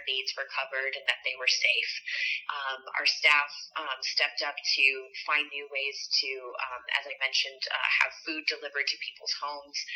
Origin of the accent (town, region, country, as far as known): Midwest, United States; born or raised there; now in West Hollywood, United States